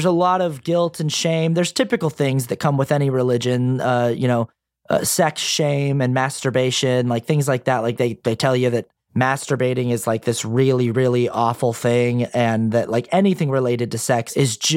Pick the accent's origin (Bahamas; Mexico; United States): United States; Sandy, Utah; I grew up in Sandy, Utah, which is a suburb of Salt Lake City.